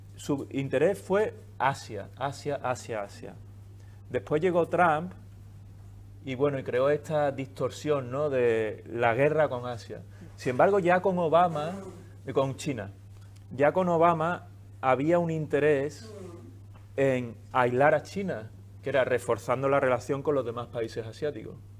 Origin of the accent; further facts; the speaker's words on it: Seville, Andalusia, Spain; moved away; also born or lived in New York / Brussels; yo vengo de Sevilla